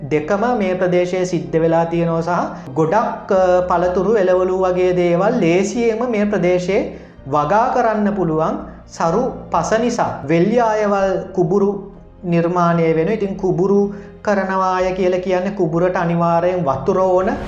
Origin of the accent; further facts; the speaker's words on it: Boralesgamuwa, Western Province, Sri Lanka; තව පුද්ගලයෝ ගොඩක් අපේ ගමේ බොල්ලැස් ගමේ ජීවත්වෙලා හිටිය